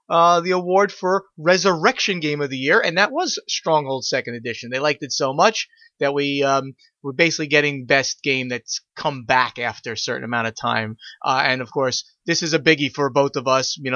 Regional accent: Brooklyn, New York, United States; accent: Brooklyn; And uh, you know my Brooklyn accent, uh, I'm not sure it's any good.

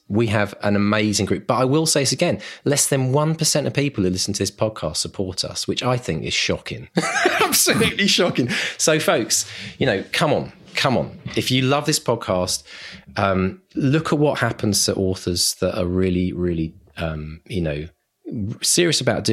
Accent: Leatherhead, South East England, United Kingdom; moved away; that Mark and I grew up in Surrey, and we went to school in Leatherhead

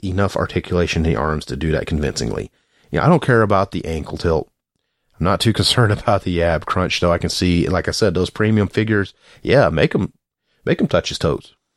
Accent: the South, United States; I'm from the South

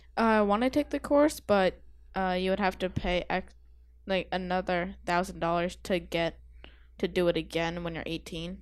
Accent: Massachusetts, United States; I'm from Massachusetts

